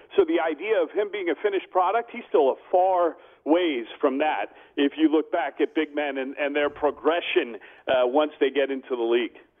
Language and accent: English; Bay Area, California, United States; now in Phoenix, United States; I grew up in the Bay Area in California.